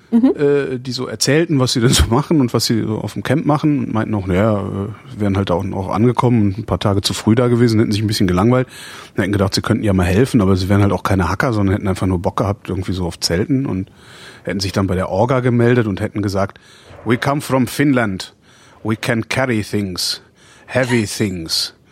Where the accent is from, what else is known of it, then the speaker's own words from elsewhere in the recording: Cologne, North Rhine-Westphalia, Germany; born there; now in Berlin, Germany; ich bin ja gebürtiger Kölner